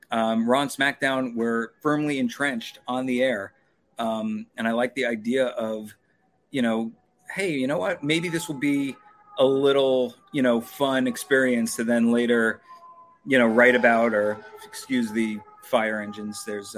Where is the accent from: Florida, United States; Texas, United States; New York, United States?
New York, United States; Long Island; moved away as an adult; I'm from New York. I'm from Long Island. I kind of was a little homesick anyway.